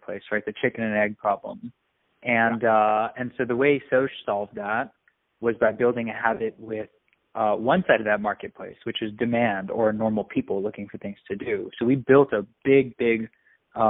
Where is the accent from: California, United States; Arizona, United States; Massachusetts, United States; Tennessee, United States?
California, United States; Silicon Valley; I was born and raised in and around Silicon Valley